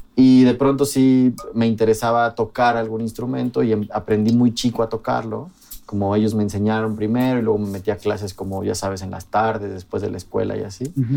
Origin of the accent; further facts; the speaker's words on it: Mexico City, Mexico; Yo crecí en un barrio periférico de la Ciudad de México.